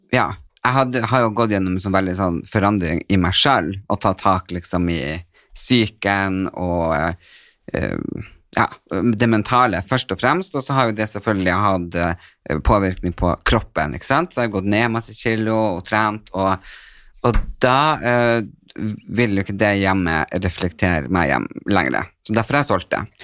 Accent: Northern Norway, Norway; moved away; Jeg er jo fra Nord-Norge, og det er der hjertet mitt bor

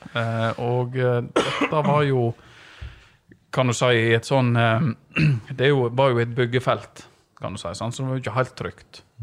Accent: Vik, Vestland, Norway; vi, vi, er jo født og oppvokst i Vik

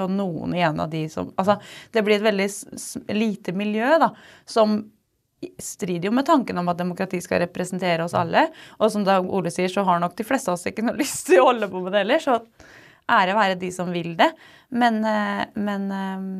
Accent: Hvaler, Østfold, Norway; jeg er fra Hvaler og selvfølgelig elsker omtrent alt ved Hvaler

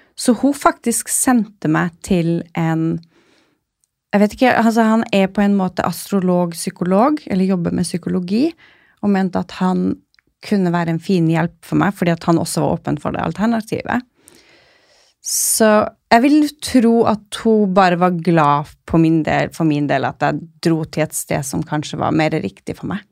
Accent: Kirkenes, Finnmark, Norway; moved away as an adult; also born or lived in Oslo; now in Svalbard, Norway; den lå i Kirkenes, så jeg kunne bli værende der jeg kommer fra

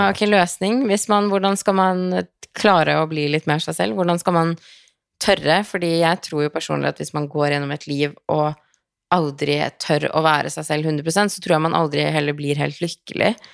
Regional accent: Norway; also born or lived in Los Angeles, United States; hjemme i Norge

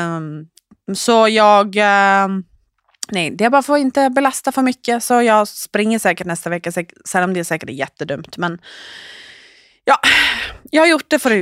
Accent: Norway; jag är trots allt norsk

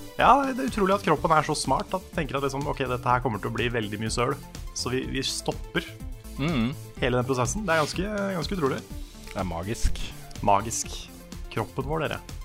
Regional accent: Norway; jeg er norsk

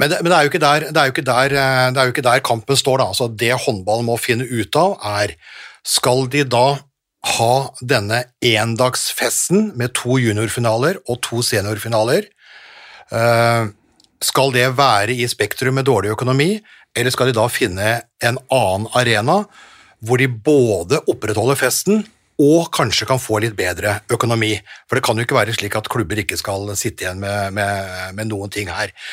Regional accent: Nordvestlandet, Northwestern Norway, Norway; Jeg kommer fra Nordvestlandet

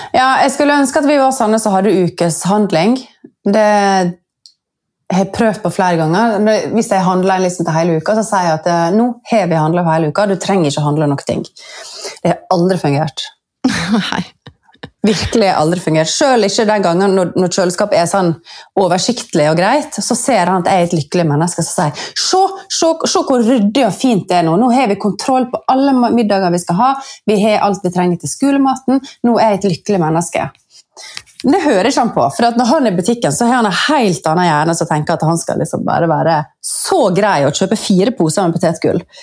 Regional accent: Sunnmøre, Møre og Romsdal, Norway; jeg er født sunnmøring så er jeg jo oppvokst

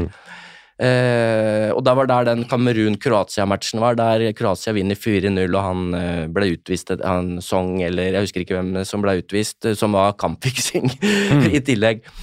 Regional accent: Norway; altså jeg som nordmann opplever jo ikke fæle ting, ikke sant?

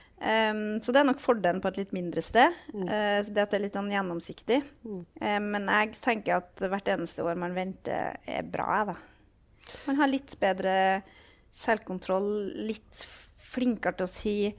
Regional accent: Trøndelag, Norway; jeg er jo fra Trøndelag

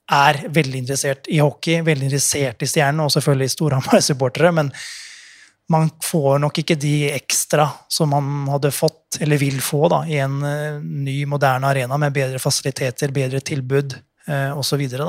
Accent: Fredrikstad, Østfold, Norway; Jeg er fra Fredrikstad

